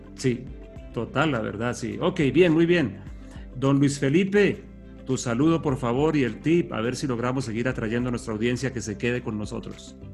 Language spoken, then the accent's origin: Spanish; Colombia; nuestros himnos, como el colombiano